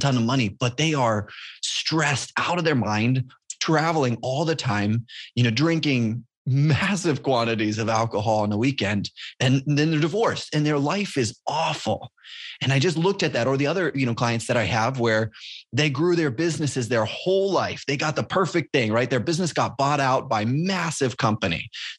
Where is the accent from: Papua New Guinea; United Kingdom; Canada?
Papua New Guinea; moved away as an adult; also born or lived in Indiana, United States; now in United States; So I grew up in Papua New Guinea, born there my whole life, grew up until I came back to university and went to college in Indiana.